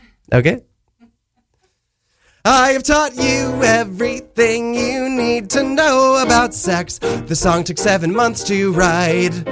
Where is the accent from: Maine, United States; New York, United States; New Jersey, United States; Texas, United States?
New Jersey, United States; Millburn; moved away; I'm from New Jersey, so not very far.